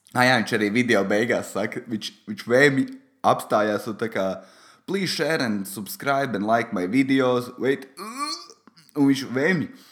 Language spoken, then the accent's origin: Latvian; Valmiera, Valmiera Municipality, Latvia; es esmu no Valmieras